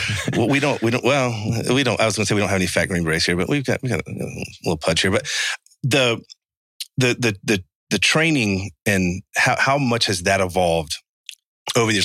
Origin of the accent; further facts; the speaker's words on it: Savannah, Georgia, United States; I'm from Savannah, Georgia